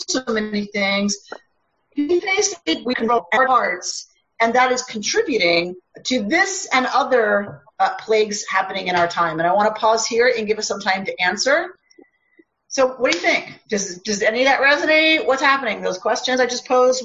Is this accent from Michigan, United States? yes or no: no; Minnesota, United States; also born or lived in Israel; I'm from Minnesota